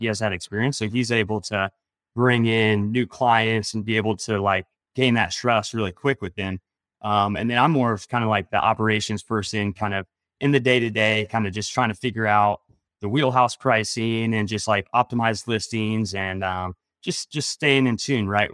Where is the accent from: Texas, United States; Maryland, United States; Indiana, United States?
Indiana, United States; I grew up in Indiana